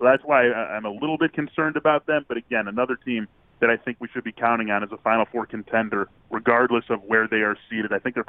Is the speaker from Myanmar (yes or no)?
no; Chicago, Illinois, United States; also born or lived in Wisconsin; I am from Chicago. I went to school at Wisconsin.